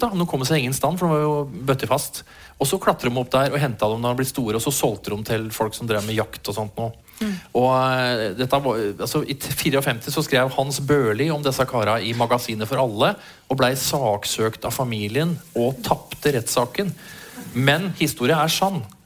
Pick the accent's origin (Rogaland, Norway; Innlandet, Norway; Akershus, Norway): Akershus, Norway; Eidsvoll; jeg vokste opp på Eidsvoll